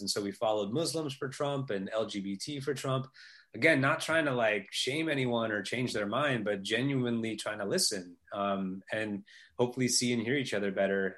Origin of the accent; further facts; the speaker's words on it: Northern California, United States; I grew up in Northern California in the early days of Silicon Valley.